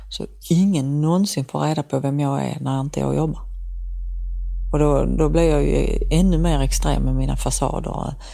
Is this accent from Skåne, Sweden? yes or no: yes; Helsingborg, Skåne, Sweden; Som helsingborgare har man oftast sånt här tio häfte med biljetter.